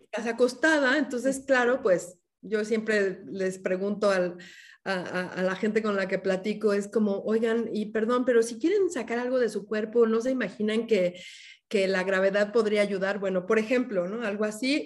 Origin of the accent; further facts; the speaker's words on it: Mexico City, Mexico; moved away as an adult; now in Oaxaca, Mexico; yo nací originalmente en la Ciudad de México, soy una hija de la, ciudad